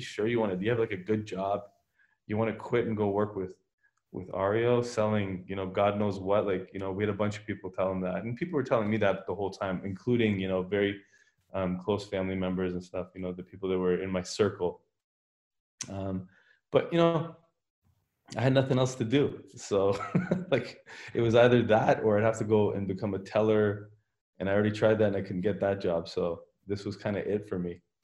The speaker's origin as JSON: {"language": "English", "town": "Richmond Hill", "region": "Ontario", "country": "Canada", "tie": "born or raised there", "also_born_or_lived": "Iran", "said": "I pretty much grew up in Canada. I, I was in Richmond Hill my whole life"}